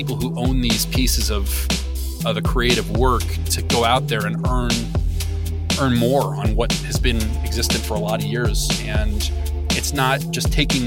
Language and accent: English; Mequon, Wisconsin, United States; now in Jersey Shore, United States; I'm from Wisconsin originally